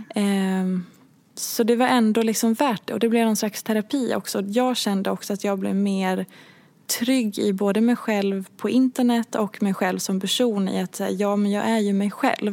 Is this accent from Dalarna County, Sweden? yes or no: yes; Hedemora, Dalarna County, Sweden; moved away; jag är uppvuxen i Hedemora